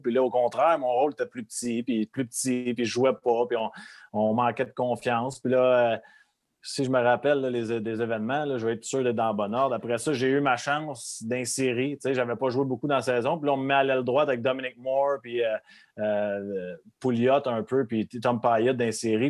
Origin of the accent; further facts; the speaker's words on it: Repentigny, Quebec, Canada; moi, je venais de Repentigny